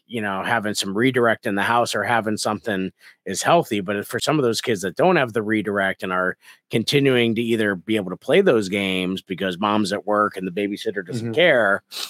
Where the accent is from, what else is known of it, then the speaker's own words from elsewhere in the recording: Scranton, Pennsylvania, United States; Like for me, I grew up in Scranton, and so St. Paddy's Day